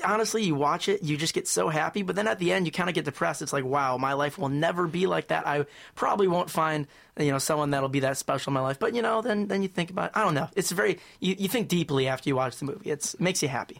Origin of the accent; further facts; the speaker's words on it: Troy, Michigan, United States; I'm from Troy, Michigan.